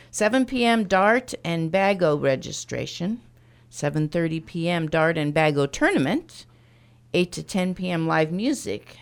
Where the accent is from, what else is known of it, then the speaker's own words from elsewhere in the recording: Stronghurst, Illinois, United States; I've lived in stronger stall my life